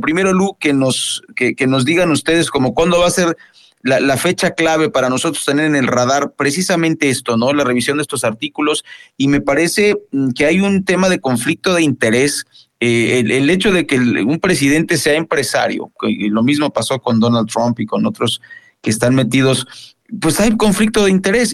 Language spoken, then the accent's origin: Spanish; Mexico